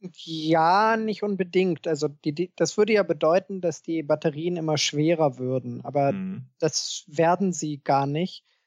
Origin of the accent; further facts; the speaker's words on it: Germany; bei uns in Deutschland